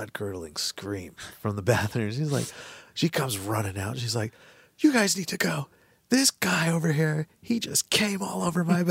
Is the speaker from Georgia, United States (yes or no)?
no; Utah, United States; we're from Utah